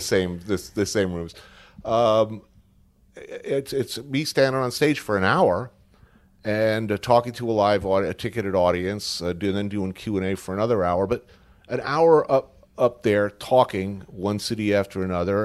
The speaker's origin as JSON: {"language": "English", "area": "Bergen County", "region": "New Jersey", "country": "United States", "tie": "born or raised there", "also_born_or_lived": "New York City, United States", "said": "born here, grew up in Bergen County, like, right, literally right across"}